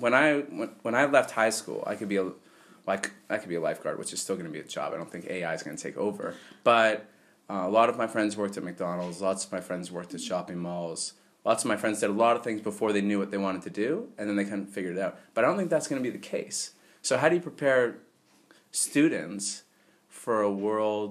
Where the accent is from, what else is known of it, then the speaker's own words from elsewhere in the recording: Canada; moved away as an adult; I'm from Canada